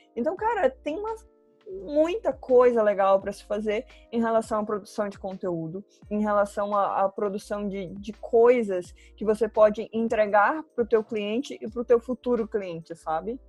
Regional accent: Belém, Pará, Brazil; now in Curitiba, Brazil; Moro em Curitiba, mas não sou daqui, eu sou paraense, por sinal, uhum. sou de Belém

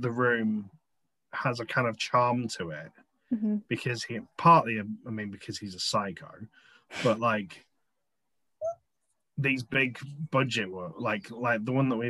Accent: England, United Kingdom; Being English

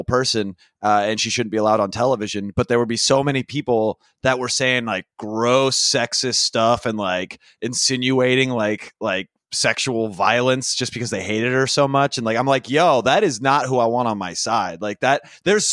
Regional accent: Sacramento, California, United States; I come from Sacramento and I had a vaguely conservative upbringing

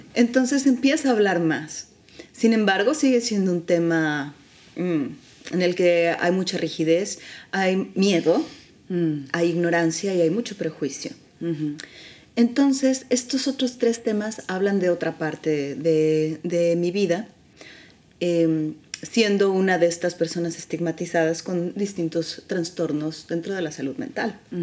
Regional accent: San Luis Potosí, Mexico; moved away as an adult; also born or lived in Mexico City; now in Barcelona, Spain; San Luis, que es donde yo nací.

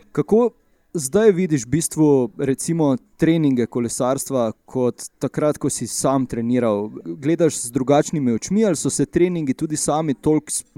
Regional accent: Maribor, Slovenia; smo oba iz Maribora

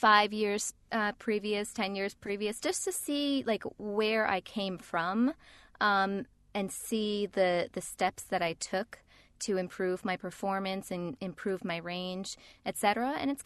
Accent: New York, United States; accent: New York; New York accent. Nobody told me I had a New York accent. So I spent a couple of years unlearning my accent that I didn't know I had.

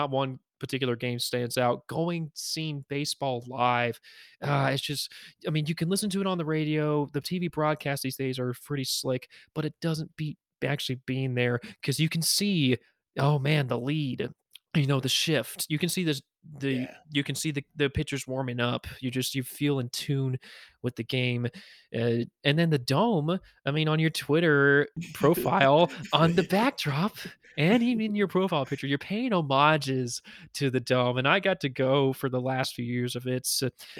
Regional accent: Houston, Texas, United States; I grew up in Houston

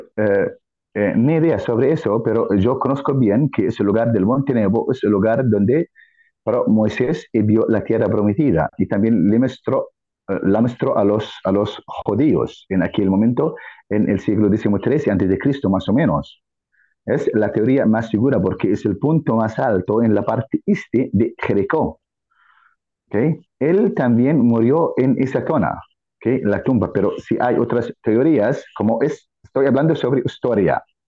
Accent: Jordan; Spanish is a second language; soy jordano auténtico

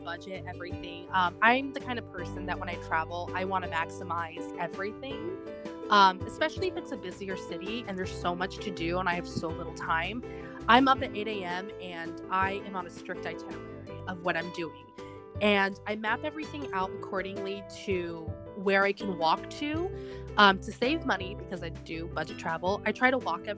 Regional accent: California, United States; I am from California.

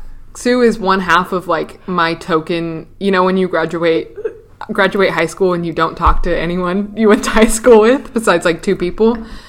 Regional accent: Oakland, Oregon, United States; oh, I'm from Oakland

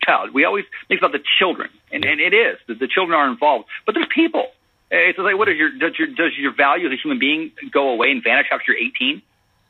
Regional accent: Phoenix, Arizona, United States; I am born and raised in Arizona. I was born in Phoenix, moved out to the western part of the state when I was about 18

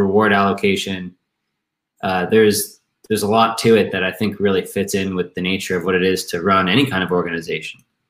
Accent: Maryland, United States; I'm from Maryland, the suburbs of Maryland

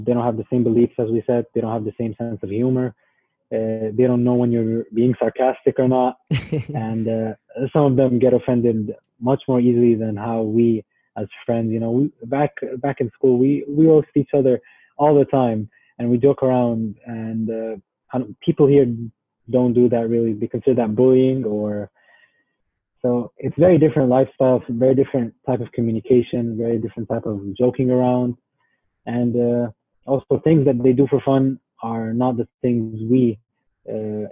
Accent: Saudi Arabia; moved away as an adult; also born or lived in Egypt; now in Evansville, United States; I was born in Egypt, but lived my entire life in Saudi Arabia

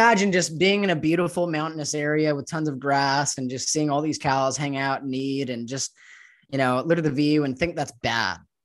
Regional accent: Los Angeles, California, United States; moved away as an adult; now in Mexico; I was raised growing up in Los Angeles

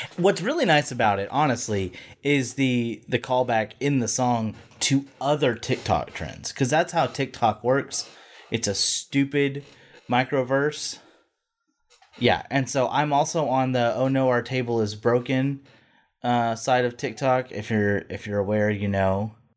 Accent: the South, United States; accent: Southern; I'm from the South

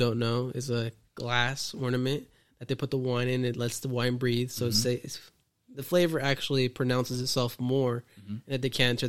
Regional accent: Cuquillo, Jalisco, Mexico; now in Bay Area, United States; in Mexico, in my hometown.

